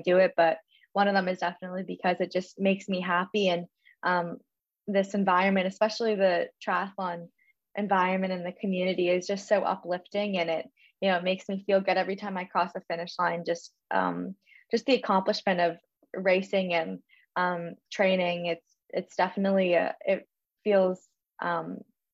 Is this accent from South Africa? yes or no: no; Toronto, Ontario, Canada; I am from Toronto